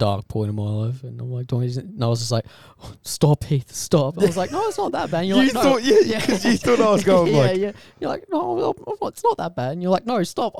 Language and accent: English; Rockhampton, Queensland, Australia; born and raised in Rocky.